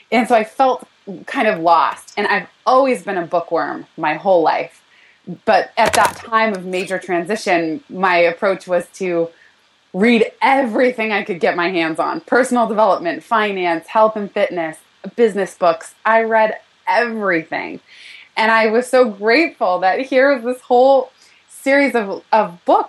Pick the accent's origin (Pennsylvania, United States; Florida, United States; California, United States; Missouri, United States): California, United States; moved away as an adult; now in New York City, United States; born and raised in California